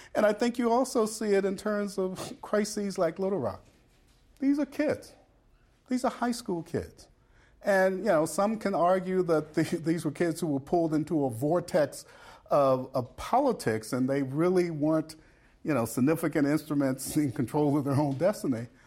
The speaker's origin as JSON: {"language": "English", "town": "Brownsville", "region": "Tennessee", "country": "United States", "tie": "born or raised there", "moved": "yes", "said": "Brownsville, Tennessee, where I grew up"}